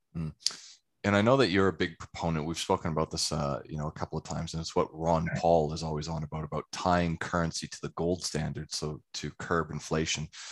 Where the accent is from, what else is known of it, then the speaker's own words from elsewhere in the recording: Calgary, Alberta, Canada; also born or lived in England; now in Australia; I'm originally from Calgary in Canada